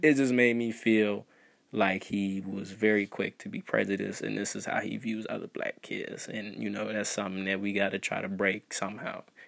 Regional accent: Waukegan, Illinois, United States; I'm from Waukegan

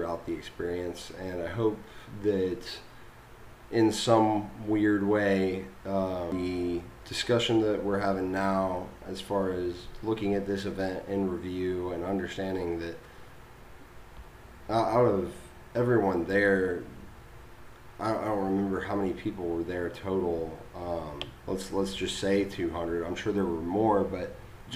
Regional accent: United States; as an American

